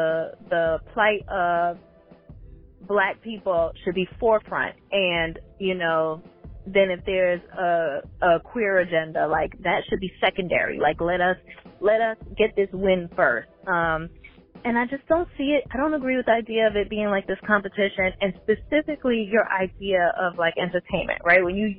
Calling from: Atlanta, Georgia, United States; So this is … I'm calling from Atlanta.

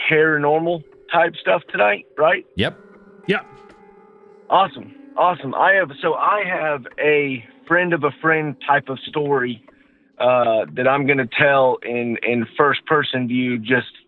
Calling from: Georgia, United States; from uh, Georgia.

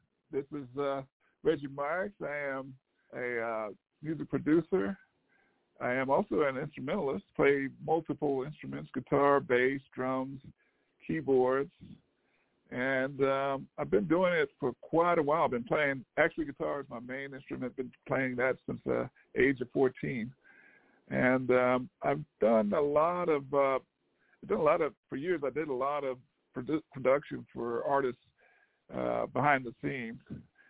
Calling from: Southern New Jersey, United States; I'm calling from New Jersey.

